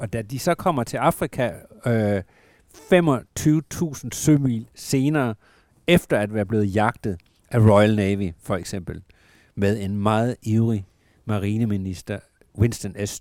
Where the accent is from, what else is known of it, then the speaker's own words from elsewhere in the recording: Southern Jutland, Southern Denmark, Denmark; jeg er opvokset i Sønderjylland